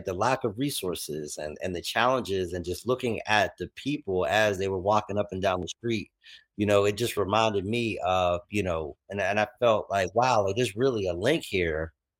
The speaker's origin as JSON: {"language": "English", "town": "Pittsburgh", "region": "Pennsylvania", "country": "United States", "tie": "born or raised there", "said": "the places that I grew up in Pittsburgh. I'm from the north side, obviously spent a lot of time in the east side, south side, different parts of the city. But, I grew up on the north side"}